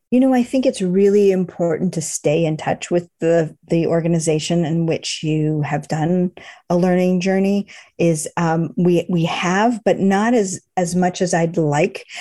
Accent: Boston, Massachusetts, United States; moved away; I grew up in Boston

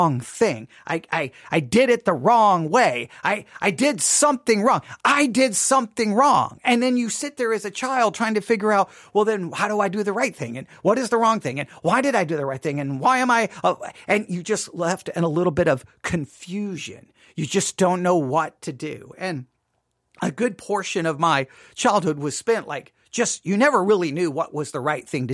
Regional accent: Buffalo Gap, Texas, United States; I grew up in West Texas, mind you, obviously, Buffalo Gap, Texas

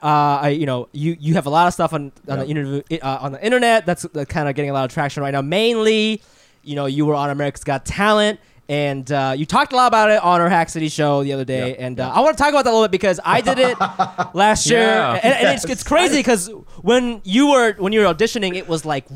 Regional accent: Chiba, Japan; I'm from Chiba.

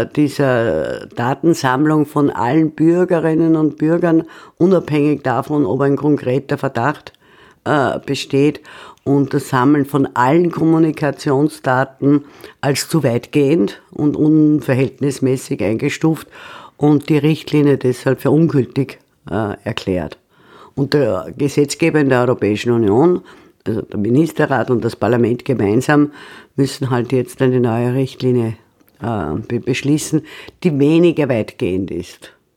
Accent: Austria; als Österreicherin

